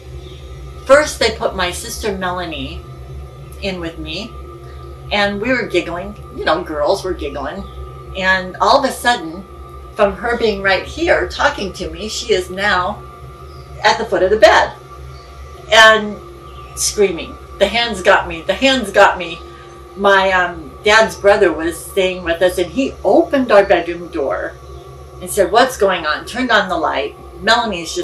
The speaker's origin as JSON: {"language": "English", "region": "Illinois", "country": "United States", "tie": "born or raised there", "also_born_or_lived": "California", "said": "When I was 4, we moved from California to Illinois"}